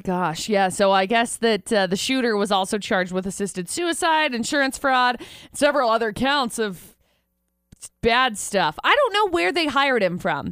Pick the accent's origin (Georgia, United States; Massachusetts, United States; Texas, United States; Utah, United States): Utah, United States; Brigham City; also born or lived in Tremonton, Utah; I moved to Tremont and from Brigham City